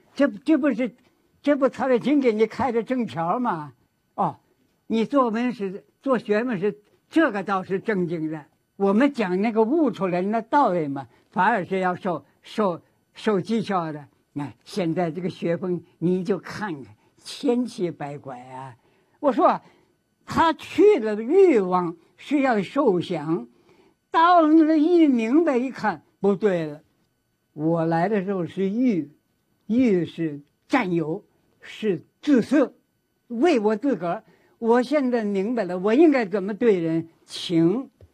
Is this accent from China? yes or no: yes; China; 我们作为一个中国人